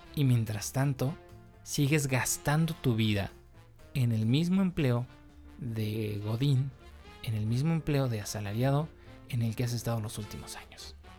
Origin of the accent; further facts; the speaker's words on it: Mexico; yo soy mexicano